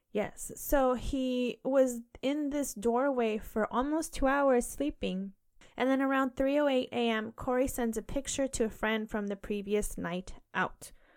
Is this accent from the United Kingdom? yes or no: yes; United Kingdom; I keep saying bins, it's just, I'm so British.